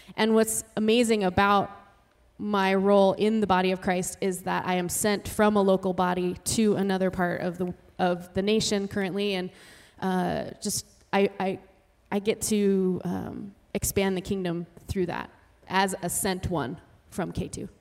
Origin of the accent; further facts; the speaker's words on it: Salt Lake City, Utah, United States; now in New York City, United States; I am originally from Salt Lake City.